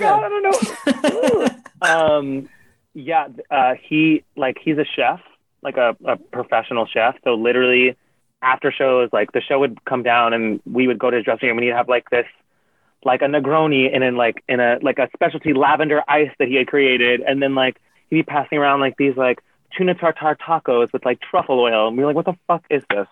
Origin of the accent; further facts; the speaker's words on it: Yonkers, New York, United States; I'm from Yonkers.